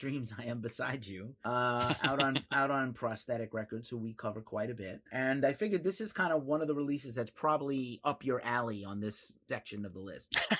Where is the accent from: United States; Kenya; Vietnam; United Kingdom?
United States; East Coast; I'm from the East Coast, and I say yo and talk with my hands a lot